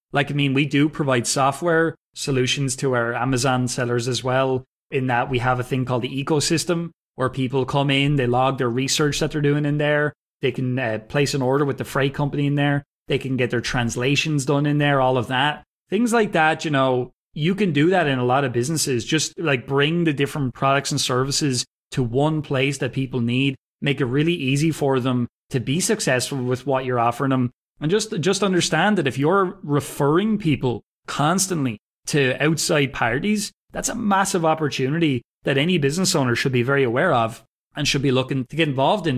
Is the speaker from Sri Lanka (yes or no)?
no; Wexford, Leinster, Ireland; also born or lived in Northern Ireland; I'm from Wexford. It's in the southeast of Ireland. So it's about two hours south of Dublin. That's where I grew up, and that's where I currently live